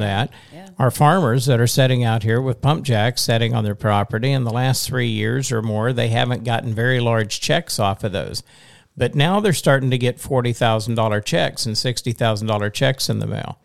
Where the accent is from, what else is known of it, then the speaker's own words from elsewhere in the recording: Western Oklahoma, United States; now in Missouri, United States; I'm from Western Oklahoma, which is only five hours west